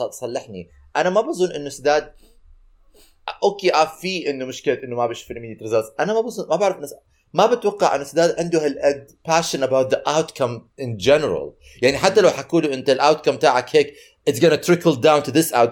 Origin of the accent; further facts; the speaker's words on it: Syria; انا سوري سوري